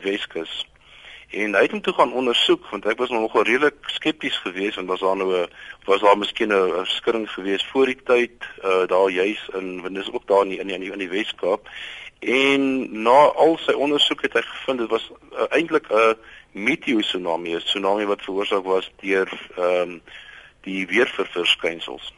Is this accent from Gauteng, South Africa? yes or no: yes; Boksburg, Gauteng, South Africa; ek het wel groot geword in Boksburg, ehm um, in die in die in die Oosrand.